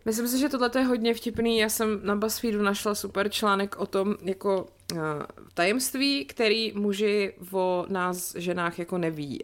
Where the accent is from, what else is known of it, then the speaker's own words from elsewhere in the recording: České Budějovice, South Bohemian Region, Czechia; moved away; ve sportovní hale u nás v Budějcích